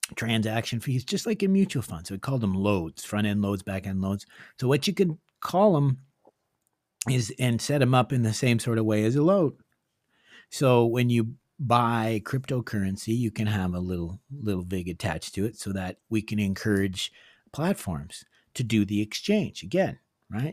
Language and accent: English; Northern Ontario, Canada; moved away; I came from Northern Ontario, and my father was a gold miner